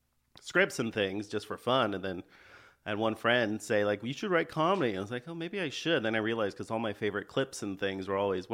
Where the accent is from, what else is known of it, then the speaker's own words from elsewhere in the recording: San Jose, California, United States; moved away as an adult; now in Los Angeles, United States; I'm from Bay Area, San Jose, California. Okay. California native